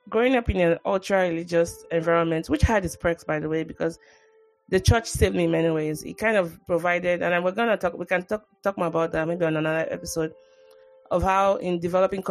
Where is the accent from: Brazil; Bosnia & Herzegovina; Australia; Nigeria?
Nigeria; moved away